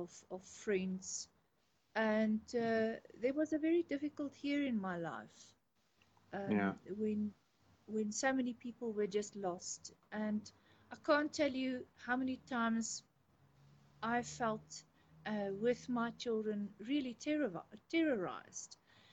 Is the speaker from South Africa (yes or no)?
yes; South Africa; I grew up in rural South Africa.